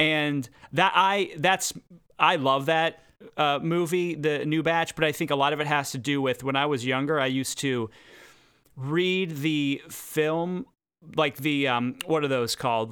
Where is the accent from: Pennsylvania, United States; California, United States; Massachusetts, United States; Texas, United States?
Pennsylvania, United States; Pittsburgh; moved away; I'm from Pittsburgh originally